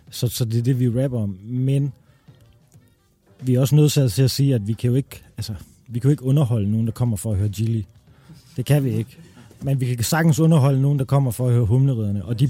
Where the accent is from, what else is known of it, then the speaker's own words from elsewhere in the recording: Denmark; also born or lived in Amager, Denmark / Randers, Denmark; jeg er jo faktisk fra Amager og fra Randers